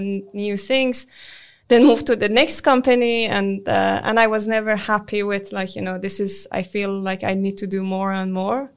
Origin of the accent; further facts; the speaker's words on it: Iran; moved away as an adult; now in Sweden; I'm originally from Iran